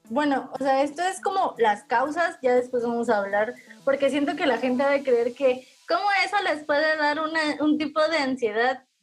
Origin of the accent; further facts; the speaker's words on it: Mexico; somos mexicanos.